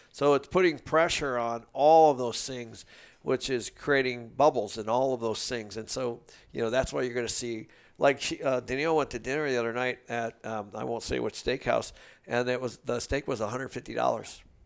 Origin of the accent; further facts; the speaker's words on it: Seattle, Washington, United States; I grew up in Seattle